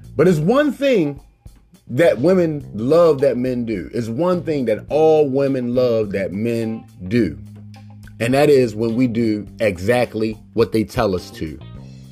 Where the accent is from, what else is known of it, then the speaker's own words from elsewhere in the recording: Baltimore, Maryland, United States; I'm from Baltimore, Maryland